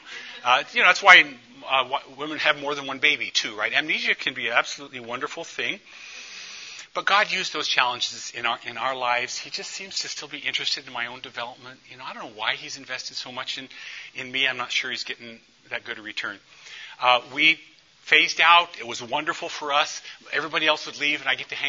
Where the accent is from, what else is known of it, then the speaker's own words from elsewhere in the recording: St. Paul, Minnesota, United States; when I'm from East St. Paul